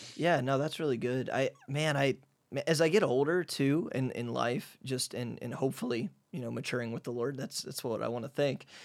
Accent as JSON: {"language": "English", "region": "Midwest", "country": "United States", "moved": "as an adult", "lives_now": "Hungary", "said": "I'm from the Midwest, and even though I'm kind of a private guy, I'm still an extrovert, and I'm a Midwest guy"}